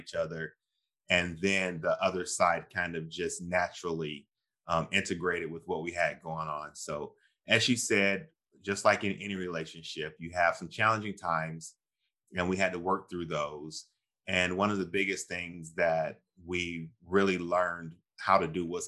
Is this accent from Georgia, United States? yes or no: yes; Georgia, United States; my family is Southern. I'm from Georgia, the Deep South.